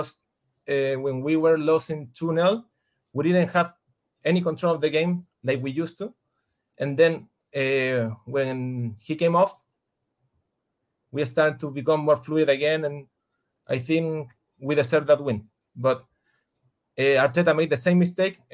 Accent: Chile; English is a second language; I'm from Chile.

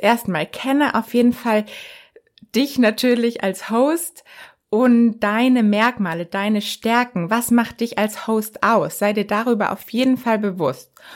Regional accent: Germany; bei uns in Deutschland

